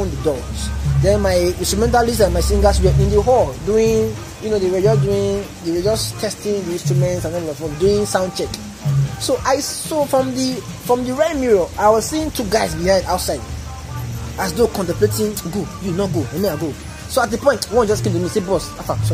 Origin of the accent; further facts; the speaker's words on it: Warri, Delta, Nigeria; growing up in Warri, we have guys, Warriors who do the normal thing